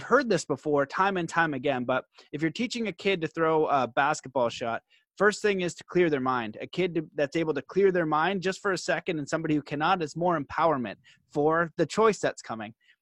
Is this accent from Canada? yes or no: yes; Canada; I'm Canadian